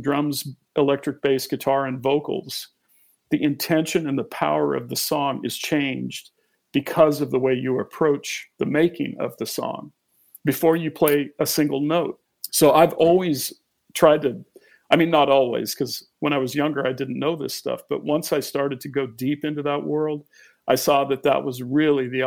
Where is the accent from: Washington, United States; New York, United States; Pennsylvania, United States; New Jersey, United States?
Washington, United States; Olympic Peninsula; my childhood growing up on the Olympic Peninsula